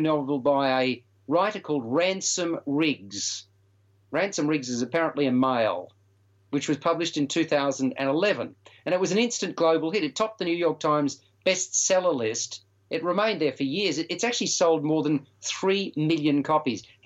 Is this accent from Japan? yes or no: no; Melbourne, Victoria, Australia; Melbourne when obviously my hometown